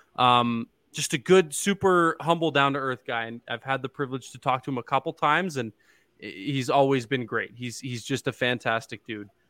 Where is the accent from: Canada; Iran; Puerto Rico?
Canada; Ontario; now in Calgary, Canada; I'm from Ontario